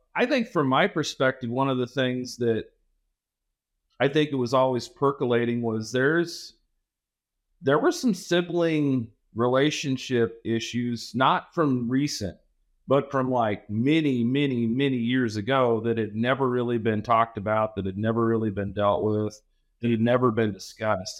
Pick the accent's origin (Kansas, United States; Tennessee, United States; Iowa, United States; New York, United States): Kansas, United States; Southwest; I grew up in Southwest Kansas, so I know where Lewis, Kansas is.